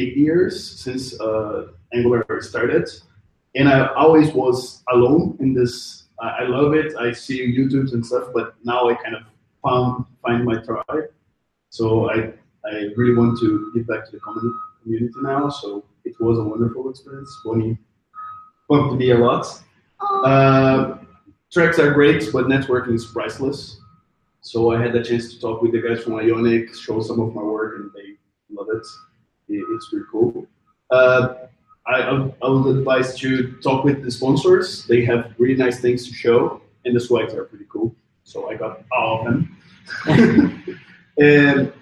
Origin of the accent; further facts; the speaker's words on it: Brazil; moved away as an adult; now in Belgium; I'm originally from Brazil